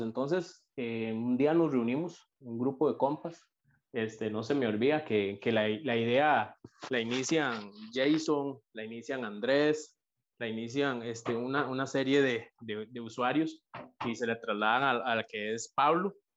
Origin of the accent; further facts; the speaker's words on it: San Isidro de El General, San José, Costa Rica; soy de en Pérez de León, soy de Pérez de León, peseteño